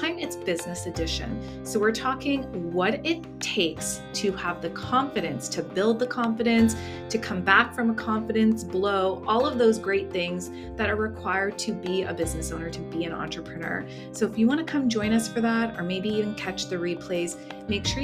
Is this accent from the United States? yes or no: no; Canada; we're Canadian